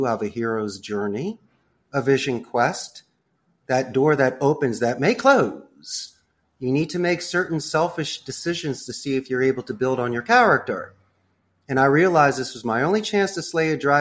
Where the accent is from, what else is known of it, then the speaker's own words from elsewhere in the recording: Philadelphia, Pennsylvania, United States; moved away as an adult; also born or lived in Arizona / Spain; now in Costa Rica; I grew up in Northeast Philly